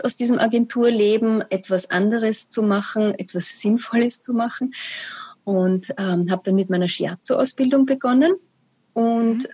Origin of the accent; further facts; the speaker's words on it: Austria; also born or lived in Vienna; bei uns in Österreich